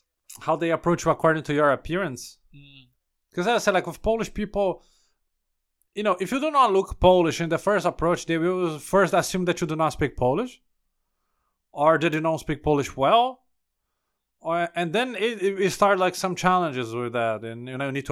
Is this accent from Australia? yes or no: no; Brazil; English is a second language; moved away as an adult; now in Poland; I'm from Brazil.